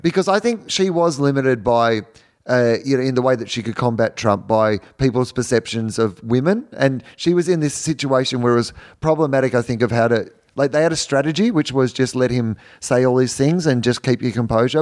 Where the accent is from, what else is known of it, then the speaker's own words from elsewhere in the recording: Australia; moved away as an adult; also born or lived in United States; As an Australian